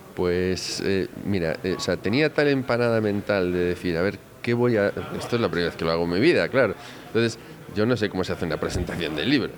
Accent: Galicia, Spain; como buen gallego

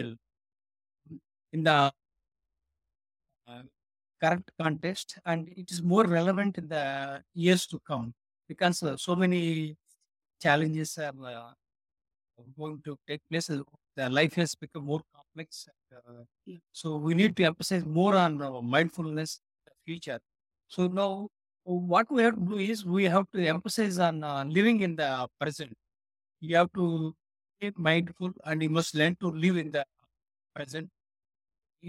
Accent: India; I was born in India, and I served my country, that is the Indian Air Force

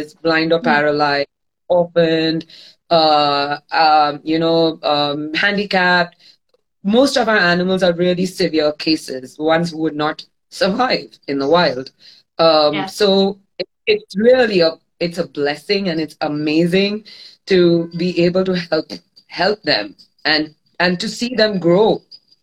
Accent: Mumbai, Maharashtra, India; moved away as an adult; now in Goa, India; I'm born and brought up in Bombay. I'm a thoroughbred city girl.

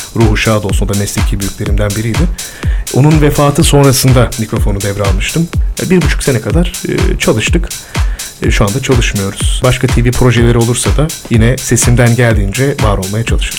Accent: İzmit, Kocaeli, Turkey; also born or lived in İzmir / Eskişehir / Erzurum; Çok seviyorum İzmit'i. Orada büyüdüm.

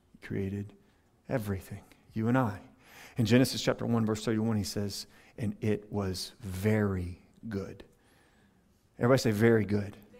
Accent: Louisiana, United States; now in Tampa Bay, United States; I'm originally from Louisiana

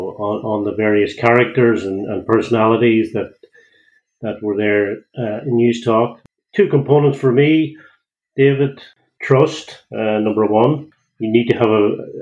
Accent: County Donegal, Ireland; now in Greystones, Ireland; I don't have a Greystones accent. So I'm originally from Donegal

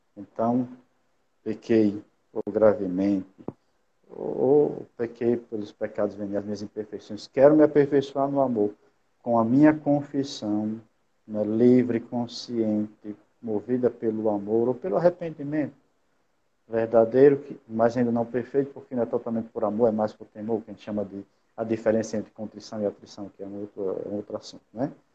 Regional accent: São Paulo do Potengi, Rio Grande do Norte, Brazil; also born or lived in Rome / Natal; eu sou natural lá de São Paulo do Potengi, aqui no Rio Grande do Norte.

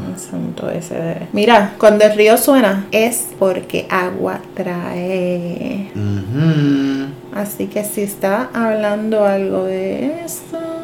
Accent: Puerto Rico; nuestra identidad como puertorriqueños

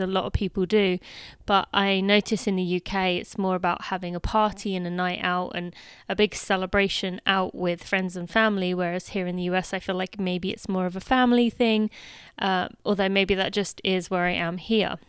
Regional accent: United Kingdom; now in United States; I am still British

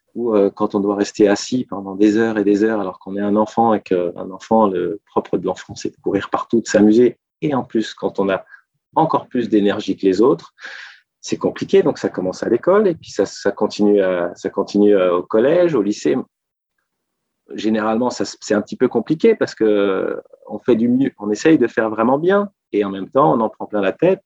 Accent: Annecy, Auvergne-Rhône-Alpes, France; moved away as an adult; now in Paris, France; quand j'étais petit, parce que moi, je viens d'une province, je viens d'Annecy

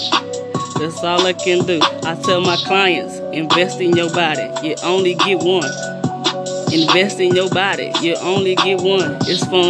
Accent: East St. Louis, Illinois, United States; I'm from East St. Louis, 89 blocks, East St. Louis, that's where I'm

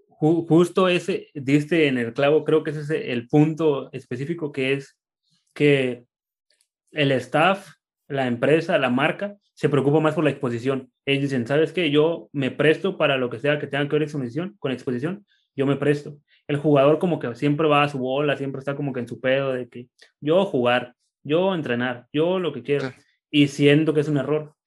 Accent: Tijuana, Baja California, Mexico; yo soy de Tijuana y aquí nací

